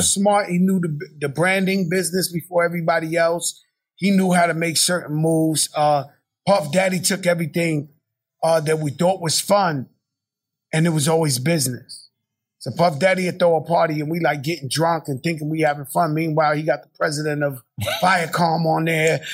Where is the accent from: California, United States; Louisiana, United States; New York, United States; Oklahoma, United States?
New York, United States; New York City; I'm born in my projects. I'm, you know, I was born in Bronx, Lebanon, across the street from where Larry Davis shot the cops. That's where I was born. And they brought me to the projects